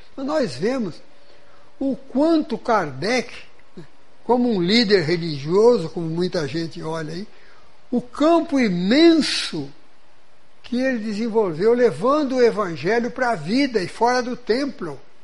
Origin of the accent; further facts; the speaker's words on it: São Paulo, Brazil; moved away; na cidade, onde eu fui criado, no estado de São Paulo